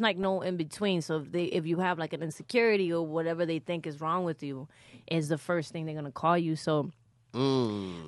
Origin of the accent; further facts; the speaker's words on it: New York City, New York, United States; first language Spanish; English is a second language; I'm from the Bronx